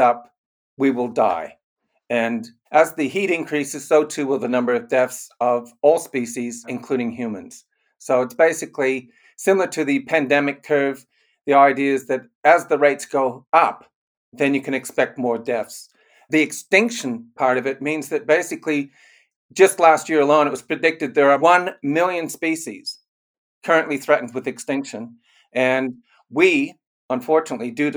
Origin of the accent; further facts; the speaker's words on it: Canada; also born or lived in Germany; now in Australia; We both grew up in Canada